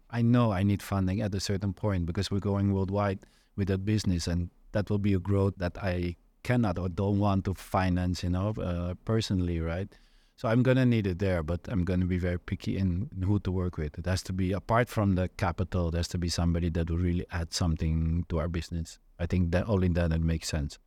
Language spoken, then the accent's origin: English; Netherlands; moved away as an adult; So I'm from the Netherlands originally, born and raised there.